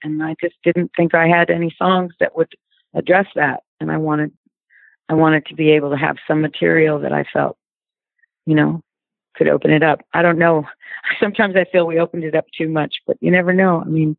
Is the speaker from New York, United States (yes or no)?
yes; Brooklyn, New York, United States; I'm basically from Brooklyn.